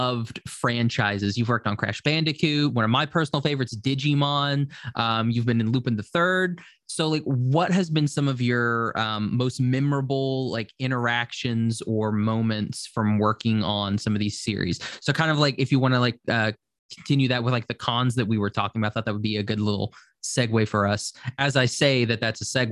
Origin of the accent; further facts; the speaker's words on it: Oklahoma, United States; I'm from Oklahoma and it's very small.